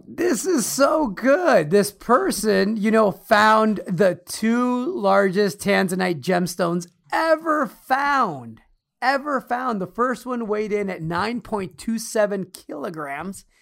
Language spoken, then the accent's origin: English; Chicago, Illinois, United States; moved away; also born or lived in Alaska / New York; I grew up in Chicago. I spent my childhood there